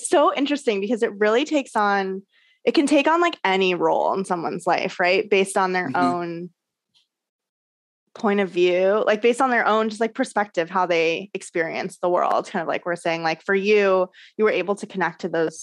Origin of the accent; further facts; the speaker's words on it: Orange County, California, United States; I grew up in Orange County, California, which is like very Christian